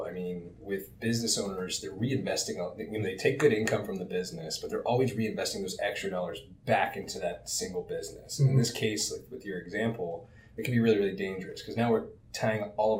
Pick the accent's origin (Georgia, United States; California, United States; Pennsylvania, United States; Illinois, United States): Pennsylvania, United States; Pittsburgh; moved away as an adult; now in South Florida, United States; I was born in Pittsburgh, PA. I moved to South Florida